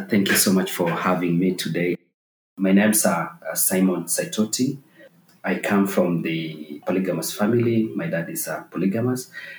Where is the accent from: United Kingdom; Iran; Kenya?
Kenya; Saparingo village, Maasai Mara, Narok County; also born or lived in Uganda; I come from Saparingo village, a village that is just very closer to End Beyond Kichwa Tembo and Batalier Camp here in Masai Mara. And that is where I grew up